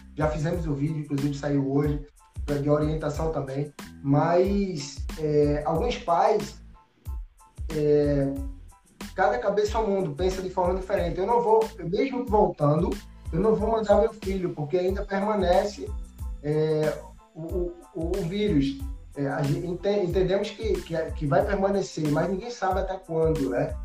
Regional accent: Pernambuco, Brazil; sou brasileiro, sou nordestino, pernambucano e moro no Alto José do Pinho

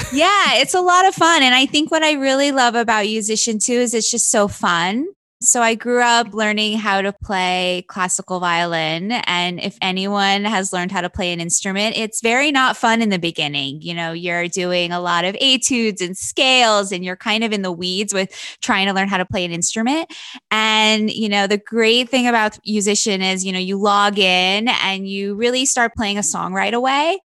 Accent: Wilkes-Barre, Pennsylvania, United States; I'm from a, a town in Pennsylvania called Wilkes Barre, Pennsylvania

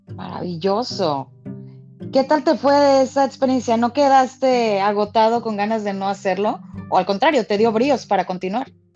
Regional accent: Mexico; sentimos hasta como mexicanos que todos ganamos

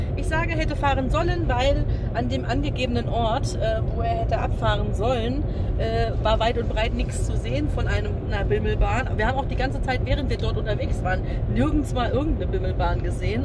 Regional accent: Germany; als Deutsche

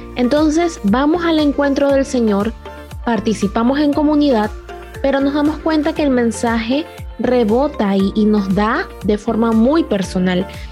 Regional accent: Panama; en mi país, en Panamá

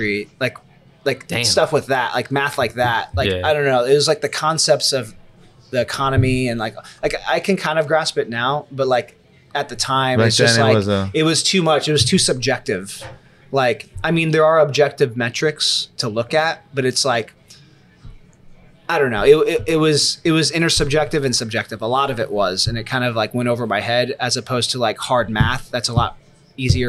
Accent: Missouri, United States; moved away as an adult; also born or lived in Kansas City, Missouri; now in South Florida, United States; Missouri, my hometown

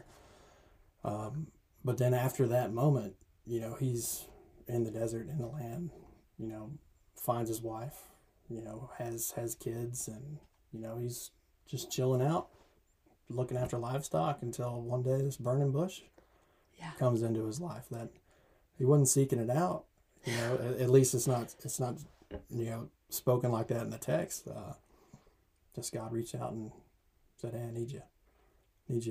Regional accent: Tyler, Texas, United States; also born or lived in Charleston, South Carolina / Seattle, Washington / Palestine, Texas; grew up, born and bred in East Texas, in Tyler

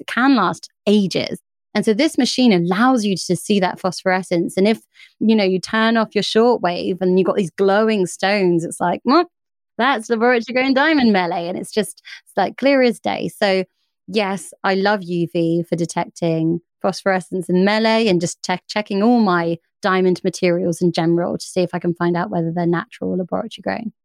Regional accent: United Kingdom; I'm British

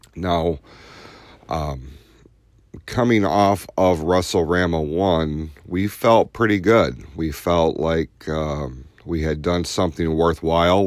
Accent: Hadley, United States; growing up in Hadley

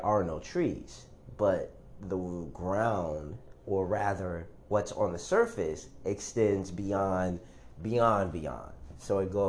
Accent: United States; since I am American, I guess I have to say African American

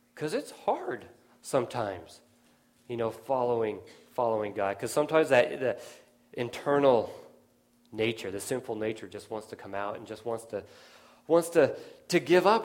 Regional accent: Nevada, United States; now in Pennsylvania, United States; I grew up out in Nevada

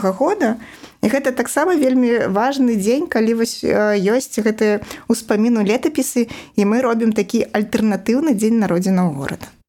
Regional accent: Babruysk, Mogilev Region, Belarus; moved away as an adult; also born or lived in Minsk; now in Babruysk, Belarus; Бабруйск это мой родны горад

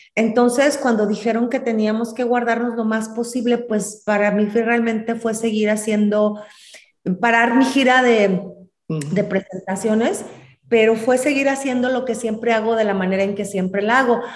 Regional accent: Celaya, Guanajuato, Mexico; also born or lived in Michoacán / Sinaloa; now in Irapuato, Mexico; Yo soy originaria de Celaya, Guanajuato, vivo en Irapuato, Guanajuato.

